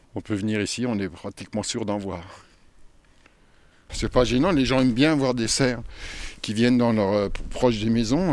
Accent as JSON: {"language": "French", "area": "Oise", "region": "Hauts-de-France", "country": "France", "tie": "born or raised there", "said": "j'ai grandi euh, dans la région parisienne, enfin dans l'Oise"}